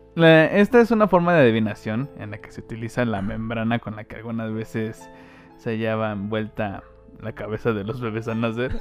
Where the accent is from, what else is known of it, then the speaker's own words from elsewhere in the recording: Mexico; soy mexicano